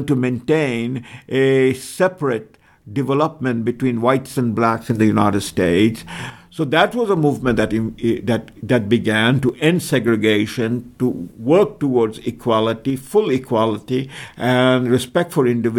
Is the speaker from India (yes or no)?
yes; India; moved away; I was born in India